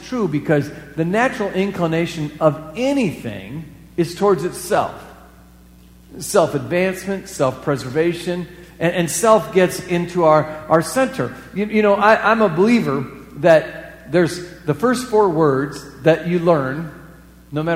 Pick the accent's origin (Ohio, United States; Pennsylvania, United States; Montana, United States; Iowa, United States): Iowa, United States; moved away as an adult; also born or lived in the West (US); I moved away from Iowa for pretty much the 80s, and there were three reasons why I lived in the West for those 10 years